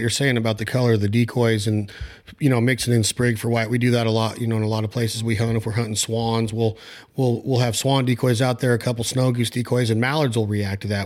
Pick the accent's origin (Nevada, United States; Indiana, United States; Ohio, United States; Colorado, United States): Nevada, United States; out in Nevada